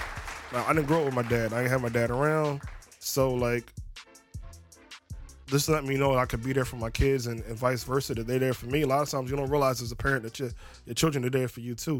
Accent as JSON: {"language": "English", "town": "Camden", "region": "New Jersey", "country": "United States", "tie": "born or raised there", "moved": "yes", "lives_now": "Philadelphia, United States", "said": "I grew up in Camden, so... Grew up in Camden and then came to Philly."}